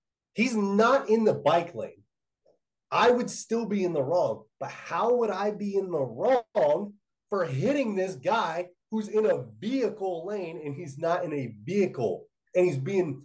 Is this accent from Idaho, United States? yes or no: no; Littleton, Colorado, United States; moved away; also born or lived in Englewood, Colorado; I was born in Inglewood, right? Inglewood, Colorado, which is the first suburb south of Denver. And I grew up in Littleton, which is one more suburb south